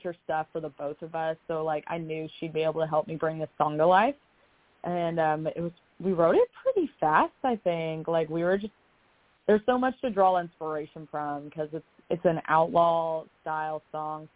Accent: Kentucky, United States; now in Nashville, United States; Kentucky in general, because that is where I'm from, and I'm a Kentucky girl through and through, even if I did move away

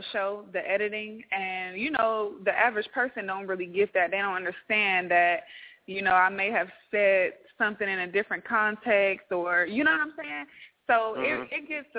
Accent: Compton, California, United States; now in Atlanta, United States

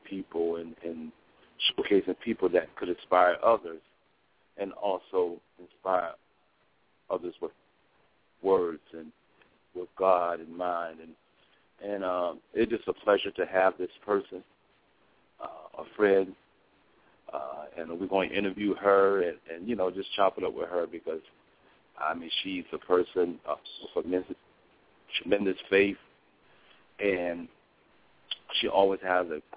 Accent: Springfield, Massachusetts, United States; my hometown, Springfield, Massachusetts

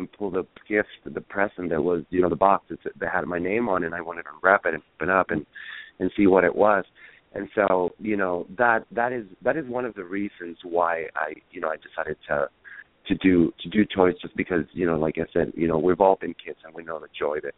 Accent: San Diego, California, United States; born there; I was born here in San Diego, but raised in Chijes.

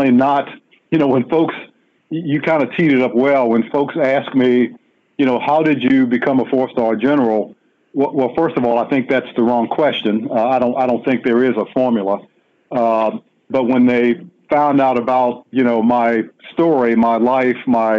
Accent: Washington, District of Columbia, United States; I was born and raised in Washington, D.C., in Southeast, on a street.

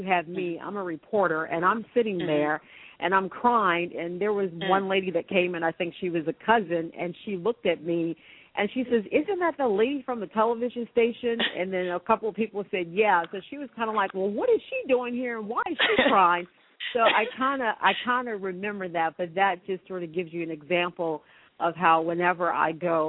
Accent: Washington, District of Columbia, United States; born or raised there

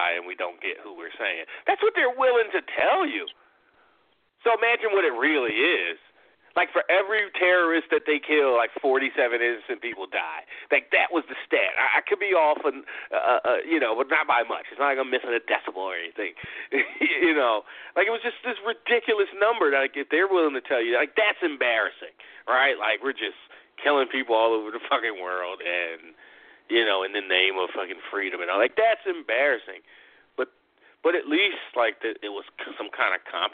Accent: United States; as an American

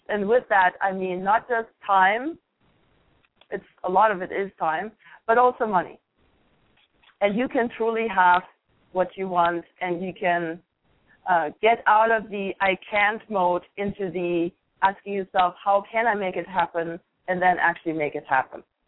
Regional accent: Germany; moved away; I grew up in Germany

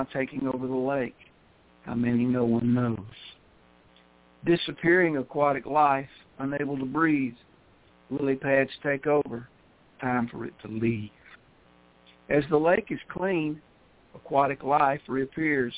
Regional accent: Memphis, Tennessee, United States; I grew up in Memphis in the Mississippi Delta.

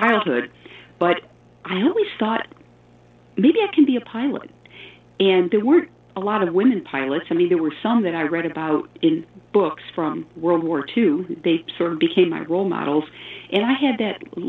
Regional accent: Elmira, New York, United States; I grew up in Elmira, New York, which is upstate New York

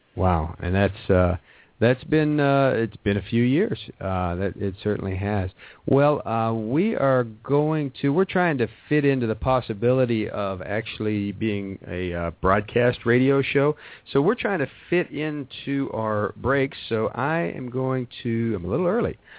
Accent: Wheeling, West Virginia, United States; moved away; I was born in West Virginia. I was born in Wheeling

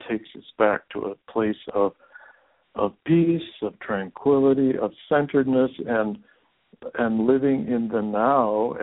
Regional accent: Seattle, Washington, United States; my boyhood years in growing up in Seattle, Washington

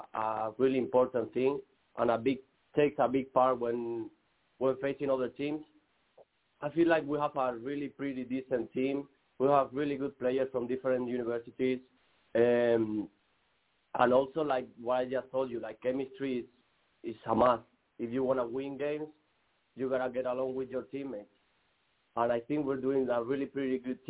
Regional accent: Madrid, Community of Madrid, Spain; moved away as an adult; now in Midland-Odessa, United States; I'm originally from Madrid, Spain

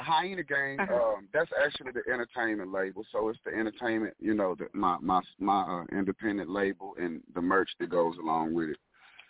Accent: Dallas, Texas, United States; Absolutely. I am a Dallas native. I bleed blue and silver.

